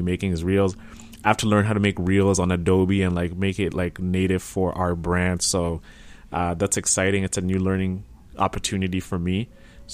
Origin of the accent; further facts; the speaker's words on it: Sarnia, Ontario, Canada; I'm coming live from the Sarnia, Ontario. Sarn Vegas, as we call it here